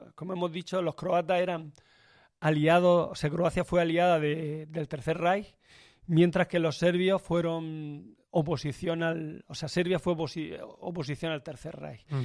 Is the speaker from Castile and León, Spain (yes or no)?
no; Turre, Andalusia, Spain; En mi pueblo, en Turre